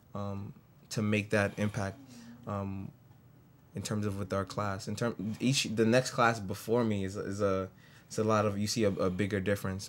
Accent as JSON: {"language": "English", "town": "New York City", "region": "New York", "country": "United States", "tie": "born or raised there", "said": "I grew up in the Bronx all my life"}